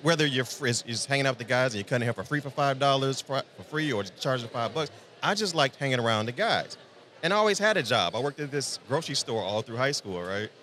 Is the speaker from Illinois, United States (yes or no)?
yes; Chicagoland, Illinois, United States; I'm born and raised just outside Chicagoland. Been there my entire life.